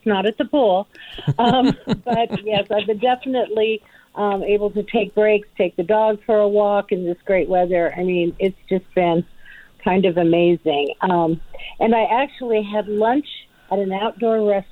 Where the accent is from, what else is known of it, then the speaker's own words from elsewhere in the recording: Las Vegas, Nevada, United States; moved away as an adult; Born and raised, yes, 60 years I was there